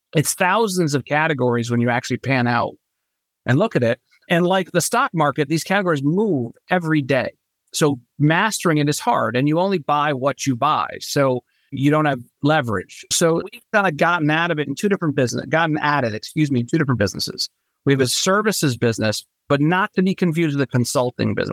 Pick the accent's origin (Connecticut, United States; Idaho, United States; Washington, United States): Connecticut, United States; Norwalk; moved away as an adult; also born or lived in Lancaster, Pennsylvania; now in Charleston, United States; I was born and raised in Norwalk, Connecticut